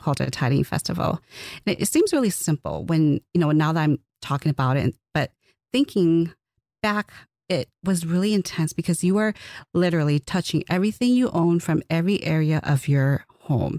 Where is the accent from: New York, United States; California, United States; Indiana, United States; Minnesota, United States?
Minnesota, United States; Twin Cities region of; I'm from the Twin Cities region of Minnesota